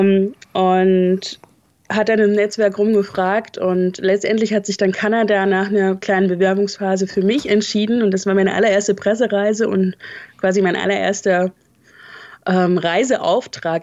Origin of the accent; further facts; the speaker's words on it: north of Leipzig, Saxony, Germany; moved away as an adult; also born or lived in Hesse / Hamburg; now in Dortmund, Germany; ich bin in Leipzig geboren und ähm, etwas nördlich davon aufgewachsen